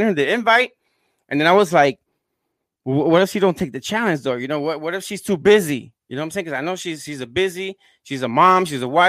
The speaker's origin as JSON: {"language": "English", "town": "Gary", "region": "Indiana", "country": "United States", "tie": "born or raised there", "moved": "yes", "lives_now": "Orlando, United States", "said": "from Indiana, my hometown. I was born in Gary, Indiana"}